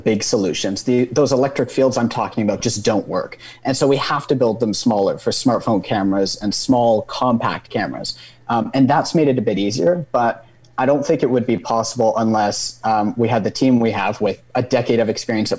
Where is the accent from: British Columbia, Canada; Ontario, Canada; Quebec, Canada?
British Columbia, Canada; moved away as an adult; now in Waterloo, Canada; I'm actually from British Columbia myself